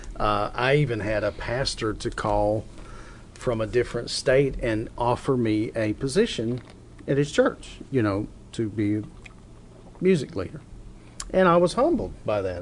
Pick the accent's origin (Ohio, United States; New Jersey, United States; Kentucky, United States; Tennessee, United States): Kentucky, United States; Hazard; I'm from Hazard